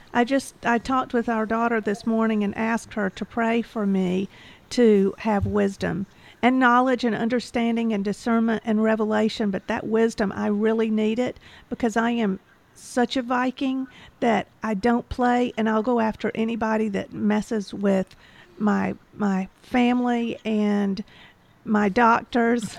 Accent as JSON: {"language": "English", "region": "Georgia", "country": "United States", "tie": "born or raised there", "said": "I'm from Georgia, and I am a patriot, and I don't put up with anything, and I'm very disappointed in my home state"}